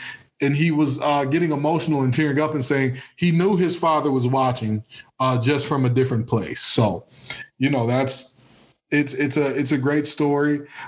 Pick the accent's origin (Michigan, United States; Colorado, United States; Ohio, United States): Michigan, United States; Detroit; Listen, I am from Detroit, Michigan, just in case you didn't know. I played at Cass Tech.